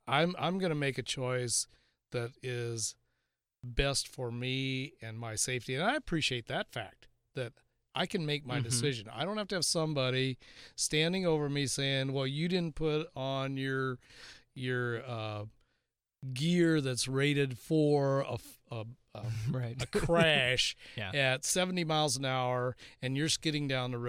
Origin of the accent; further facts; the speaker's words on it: South Dakota, United States; I can remember as a kid growing up in South Dakota